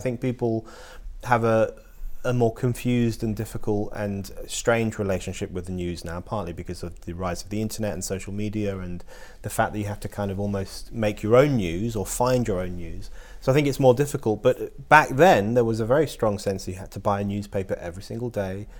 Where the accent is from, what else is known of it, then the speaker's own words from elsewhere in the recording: London, United Kingdom; I was born in London.